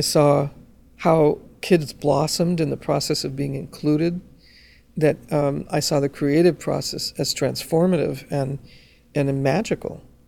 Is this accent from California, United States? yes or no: yes; Los Angeles, California, United States; as a Chicana growing up in Los Angeles